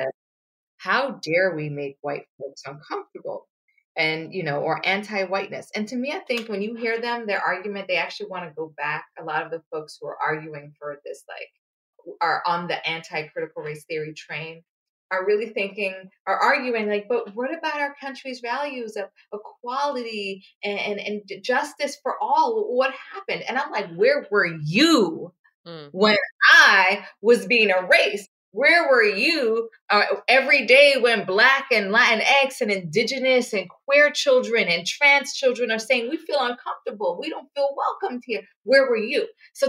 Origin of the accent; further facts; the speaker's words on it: Antigua & Barbuda; now in United States; we have a holiday, you know, which I don't celebrate because I come from Antigua